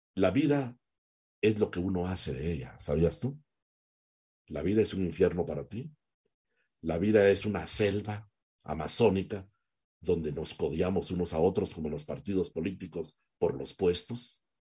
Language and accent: Spanish; Guatemala